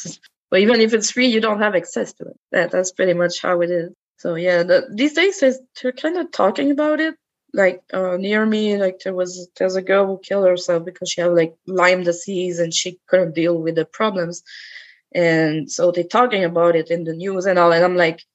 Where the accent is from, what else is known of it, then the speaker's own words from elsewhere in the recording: Quebec City, Quebec, Canada; I've grown up in Quebec. In Quebec City as well